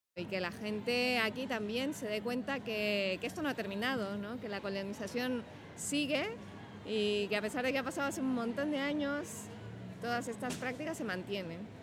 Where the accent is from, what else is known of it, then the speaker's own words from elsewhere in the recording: Mexico; now in Barcelona, Spain; soy de México y me dedico a la comunicación